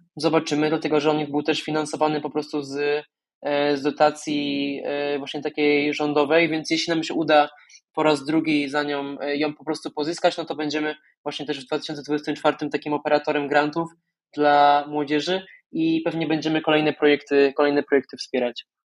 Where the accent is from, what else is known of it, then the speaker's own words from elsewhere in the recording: Podkarpacie, Subcarpathian Voivodeship, Poland; moved away as an adult; now in Warsaw, Poland; ja pochodzę z Podkarpacia, z wioski poniżej tysiąca mieszkańców